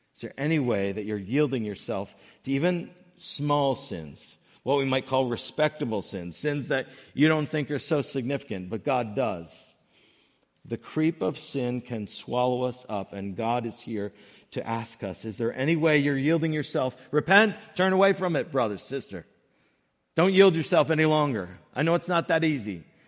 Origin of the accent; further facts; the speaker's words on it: Northern Connecticut, United States; I grew up in Northern Connecticut